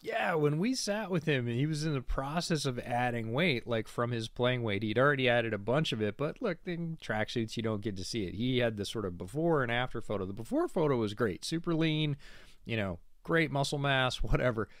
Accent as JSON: {"language": "English", "area": "near Syracuse", "region": "New York", "country": "United States", "tie": "born or raised there", "said": "I grew up right near Syracuse"}